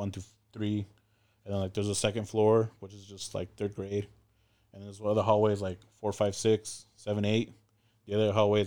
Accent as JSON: {"language": "English", "town": "Go Vap", "region": "Ho Chi Minh City", "country": "Vietnam", "tie": "born or raised there", "said": "We referenced Govap as the Vap. You know, that's, we grew up in the Vap, and Vap is like ghetto and like, It's a rough area."}